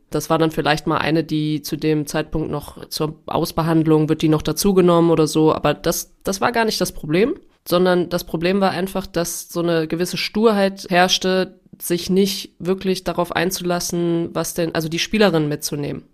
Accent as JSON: {"language": "German", "town": "Trier", "region": "Rhineland-Palatinate", "country": "Germany", "tie": "born or raised there", "also_born_or_lived": "Mainz / Paris / England", "moved": "as an adult", "said": "Ich bin in Trier aufgewachsen. Ich bin eigentlich in Mainz geboren, aber in Trier aufgewachsen"}